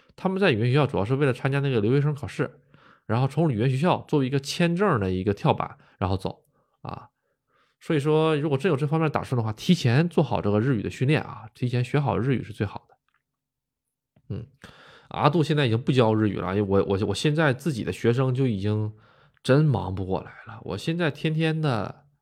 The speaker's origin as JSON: {"language": "Chinese", "region": "Northeast China", "country": "China", "tie": "born or raised there", "also_born_or_lived": "Gotemba, Japan", "moved": "as an adult", "lives_now": "Japan", "said": "我呢是这个东北出生的"}